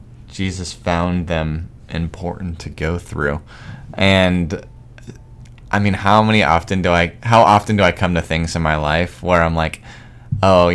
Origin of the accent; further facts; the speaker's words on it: Arizona, United States; moved away; I'm from Arizona where there's no trees.